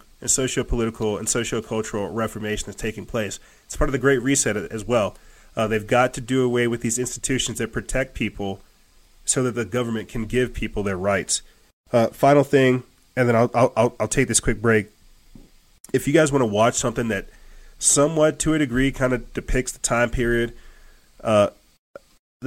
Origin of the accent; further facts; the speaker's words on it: United States; I'm an American